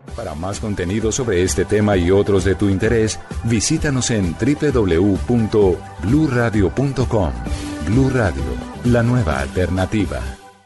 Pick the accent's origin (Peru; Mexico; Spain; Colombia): Colombia; así somos los colombianos